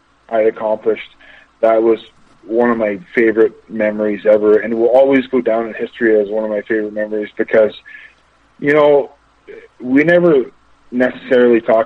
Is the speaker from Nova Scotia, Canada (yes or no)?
no; Amherstburg, Ontario, Canada; also born or lived in Windsor, Ontario; I'm from Windsor, Ontario, Amherstburg, Ontario